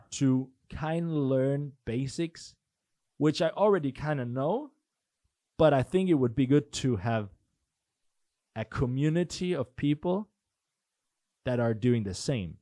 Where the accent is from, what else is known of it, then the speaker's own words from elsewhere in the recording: Denmark; also born or lived in Norway; I'm from Denmark